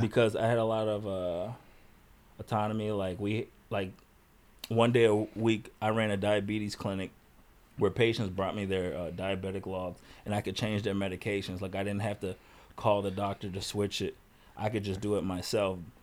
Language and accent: English; Chicago, Illinois, United States; I grew up in Chicago.